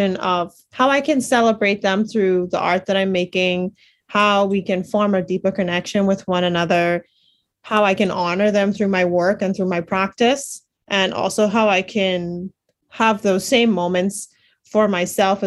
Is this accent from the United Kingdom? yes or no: no; Bahamas; growing up in the Bahamas, I didn't really have a lot of exposures to art museums and galleries